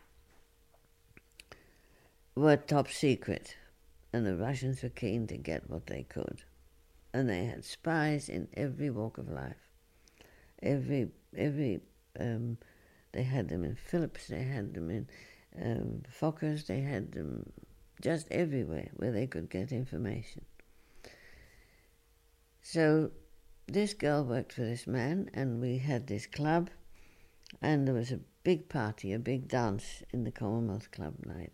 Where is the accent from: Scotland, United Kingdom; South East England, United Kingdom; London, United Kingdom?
London, United Kingdom; moved away as an adult; I come from London, but I live here and I'm working here.